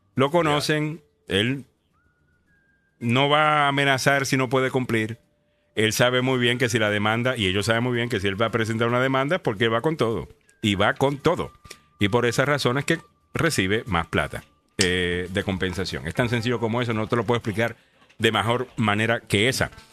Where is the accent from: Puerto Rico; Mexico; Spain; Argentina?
Puerto Rico; Cayey; yo soy de Calle, que es más campo.